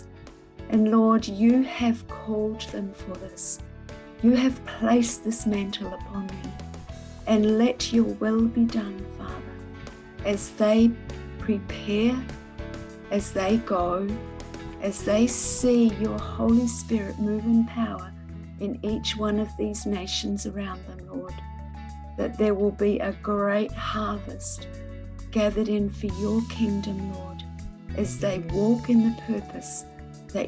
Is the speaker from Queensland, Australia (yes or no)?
no; Victoria, Australia; I'm from Victoria in Australia